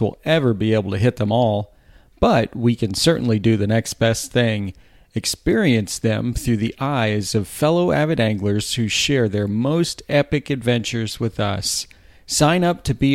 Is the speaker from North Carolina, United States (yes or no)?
no; Florida, United States; being a Florida native